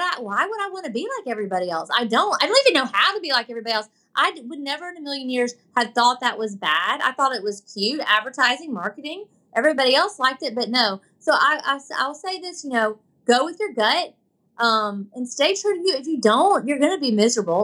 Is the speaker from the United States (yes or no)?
yes; Tallahassee, Florida, United States; I grew up in Tallahassee, Florida